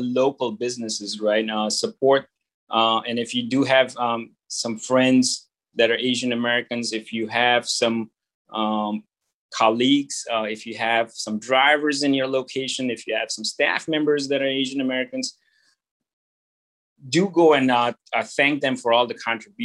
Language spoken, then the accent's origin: English; India; moved away; growing up in India as a Chinese